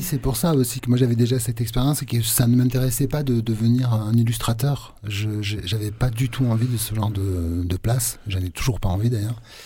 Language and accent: French; Aveyron, Occitania, France; also born or lived in Marseille; je suis pas marseillais, moi je suis aveyronnais